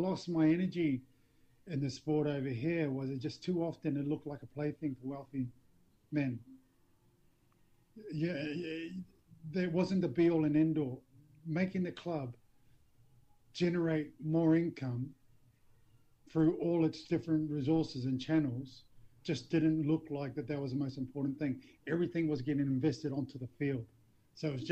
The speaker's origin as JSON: {"language": "English", "region": "Auckland", "country": "New Zealand", "tie": "born or raised there", "also_born_or_lived": "Dewsbury, England", "moved": "as an adult", "lives_now": "England, United Kingdom", "said": "I was brought up in Auckland"}